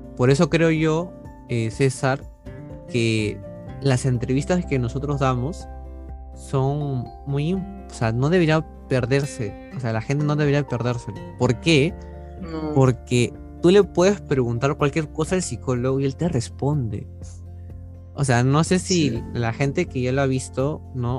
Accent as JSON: {"language": "Spanish", "country": "Peru", "said": "soy estudiante de la carrera de psicología, soy de Perú"}